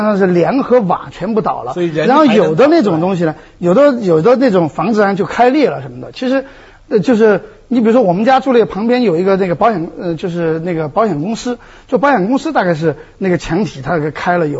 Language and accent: Chinese; Dujiangyan, Shifang, Deyang area, Sichuan, China; moved away; 因为这些地方我都特别熟，因为小的时候也在那儿